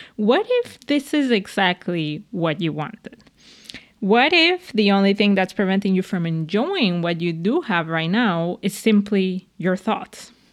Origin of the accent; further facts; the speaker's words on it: Venezuela; moved away; I'm from Venezuela